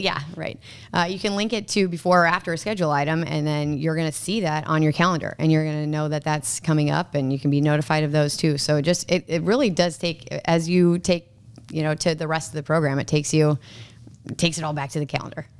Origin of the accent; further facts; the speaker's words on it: Minnesota, United States; moved away as an adult; also born or lived in Nebraska; I'm actually from Minnesota, and, uh, I went to Twin City Twisters.